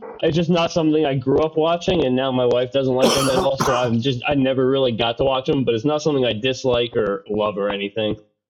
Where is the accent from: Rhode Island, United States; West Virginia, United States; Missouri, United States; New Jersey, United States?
New Jersey, United States; I'm from New Jersey.